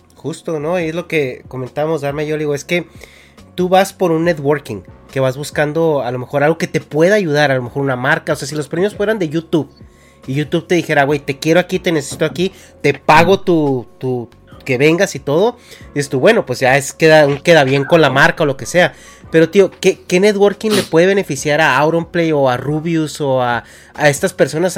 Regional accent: Mexico; moved away as an adult; now in California, United States; yo me salí de México en el 2011

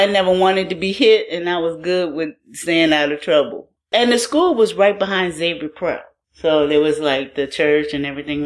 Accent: New Orleans, Louisiana, United States; moved away as an adult; also born or lived in Baton Rouge / Tallahassee, Florida / Seattle; now in New Orleans, United States; I grew up in New Orleans. I'm from here.

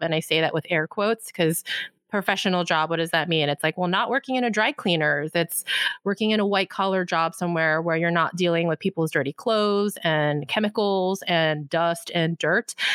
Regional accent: United States; I'm Korean American.

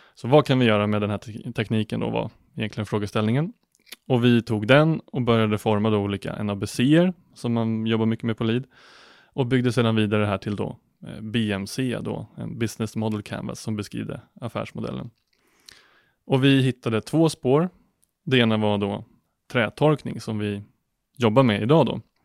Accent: outside Norrtälje, Stockholm County, Sweden; moved away as an adult; also born or lived in Linköping; född och uppvuxen utanför eh, Norrtälje, utanför Stockholm

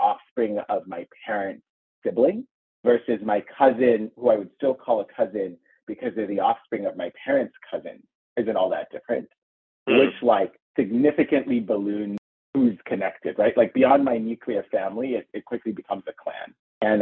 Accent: Kenya; also born or lived in Uganda; now in United States; we grew up in Kenya

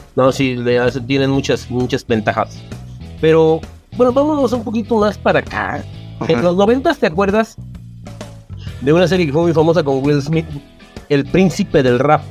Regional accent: Mexico; nos llamamos los mexicanos

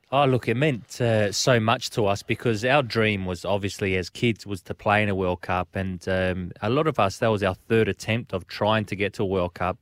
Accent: South Australia, Australia; also born or lived in Italy; When we're growing up in Australia, we're classed, well, I was growing up as an Italian

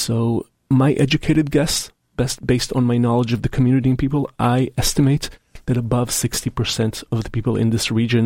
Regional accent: Israel; now in Seattle, United States; my home country of Israel

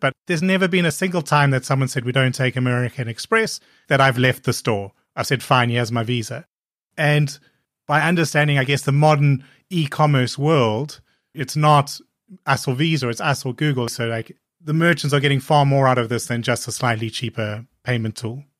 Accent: South Africa; both being South African

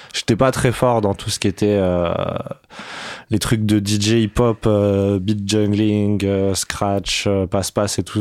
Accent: Paris, Île-de-France, France; je suis né à Paris, dans le treizième arrondissement, à la clinique Isis.

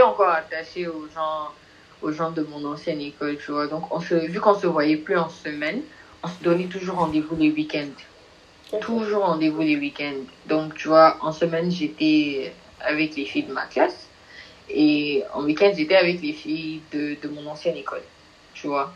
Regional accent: Nigeria; je, suis du Nigeria

